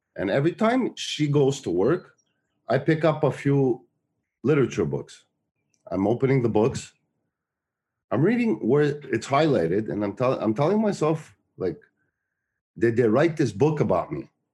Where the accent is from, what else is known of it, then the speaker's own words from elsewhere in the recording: Montreal, Quebec, Canada; the town I grew up in Montreal, which is Park Extension